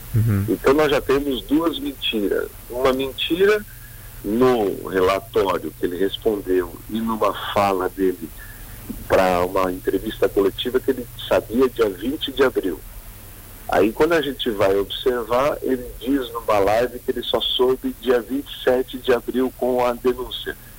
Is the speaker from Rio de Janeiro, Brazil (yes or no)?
no; Criciúma, Santa Catarina, Brazil; also born or lived in Joinville; Eu morei muito tempo em Criciúma, mas em sessenta e oito o papai veio morar em Joinville. Eu nasci em setenta e depois de setenta e seis eu fui morar em Criciúma